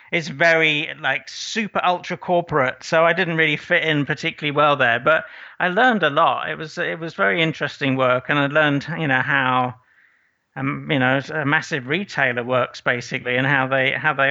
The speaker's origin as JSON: {"language": "English", "town": "Aberystwyth", "region": "Wales", "country": "United Kingdom", "tie": "born or raised there", "also_born_or_lived": "Irvine, California", "moved": "as an adult", "said": "grew up in Wales, so um, I loved it there."}